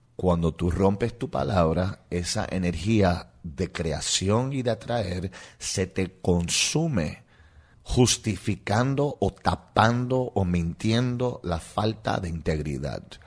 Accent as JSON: {"language": "Spanish", "country": "Puerto Rico", "tie": "born or raised there", "also_born_or_lived": "New York", "accent": "Puerto Rican", "first_language": "English", "second_language": "Spanish", "moved": "yes", "said": "Yo, nací en New York, mis padres son de Rusia y me crié en Puerto Rico"}